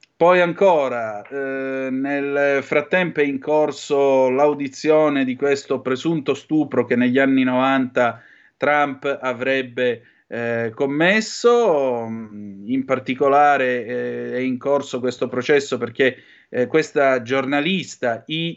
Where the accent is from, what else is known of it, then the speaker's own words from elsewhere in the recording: Vibo Valentia, Calabria, Italy; sono di Vibo Valencia